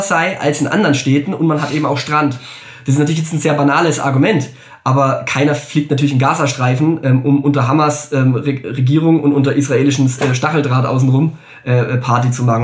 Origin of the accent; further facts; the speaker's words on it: Germany; wir als Deutsche